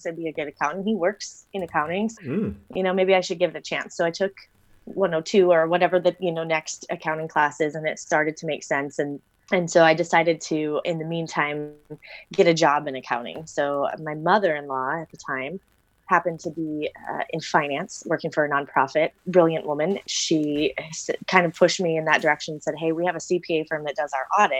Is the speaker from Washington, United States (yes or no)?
yes; Washington, United States; moved away as an adult; also born or lived in Arizona; I grew up in Washington State